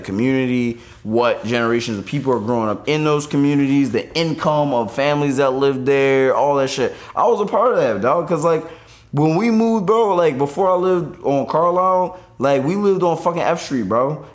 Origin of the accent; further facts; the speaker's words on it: Philadelphia, Pennsylvania, United States; I grew up in South Philly